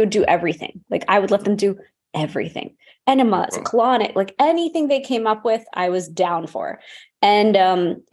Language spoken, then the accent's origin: English; Houston, Texas, United States; I'm actually from Houston, Texas, but I grew up in a traditional immigrant family, and we'd go home to India every year or every other year